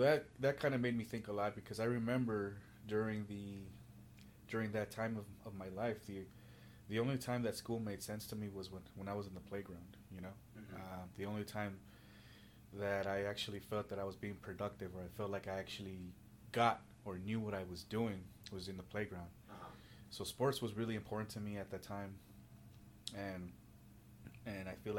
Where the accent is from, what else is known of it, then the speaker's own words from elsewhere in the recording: Los Angeles, California, United States; I'm originally from Southern California by way of Los Angeles, from immigrant parents